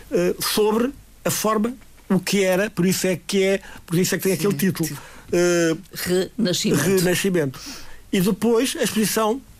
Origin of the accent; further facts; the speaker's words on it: Madeira, Portugal; nós para o ano vamos ter, como madeirense, vamos ter uma exposição do Rigo